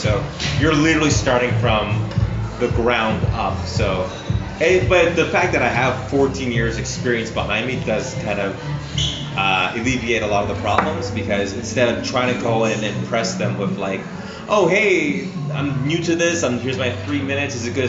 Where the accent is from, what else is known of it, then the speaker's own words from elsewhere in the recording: Canada; now in Los Angeles, United States; It's been difficult because as a Canadian, you're so limited on what you can and can't do.